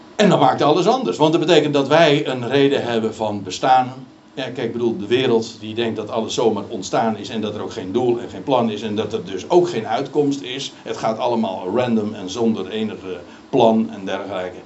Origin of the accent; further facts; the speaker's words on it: Netherlands; we als Nederlanders